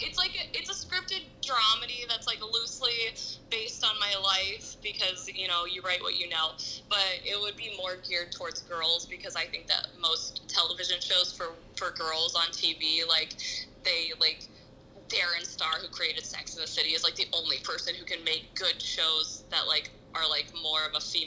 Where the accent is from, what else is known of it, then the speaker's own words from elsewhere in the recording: Asheville, North Carolina, United States; also born or lived in Florida / Georgia / Ohio / Indiana; now in Los Angeles, United States; I moved to LA from Asheville, North Carolina. But I like kind of grew up everywhere. I lived in Florida, Georgia, Ohio, and Indiana, and here.